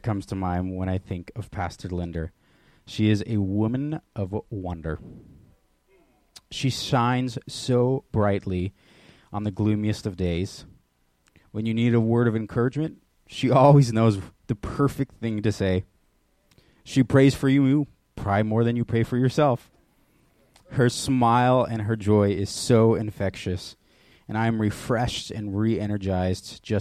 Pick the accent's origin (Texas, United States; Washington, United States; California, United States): Washington, United States; Oak Harbor; moved away; I was born in Oak Harbor in 1993. And I grew up here when I was younger.